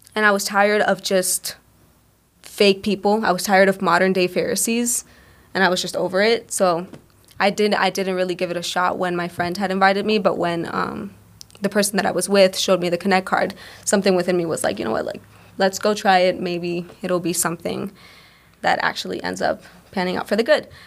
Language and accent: English; Cleveland, Ohio, United States; also born or lived in Puerto Rico; I was born in Puerto Rico. Um, we moved, me and my family moved here when I was five years old. I was raised in Cleveland my entire life